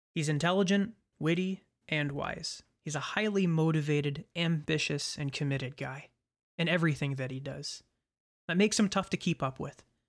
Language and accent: English; London, Ontario, Canada; moved away as an adult; now in Kingston, Canada; my hometown of London, Ontario